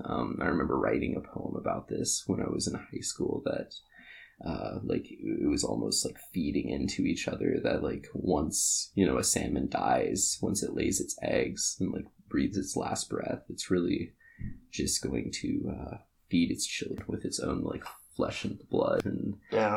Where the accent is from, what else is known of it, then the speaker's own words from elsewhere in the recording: Kodiak, Alaska, United States; moved away; I grew up in Kodiak, Alaska